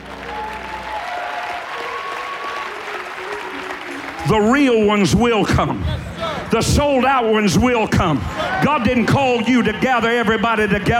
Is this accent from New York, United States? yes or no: no; Warfield, Kentucky, United States; I'm from Eastern Kentucky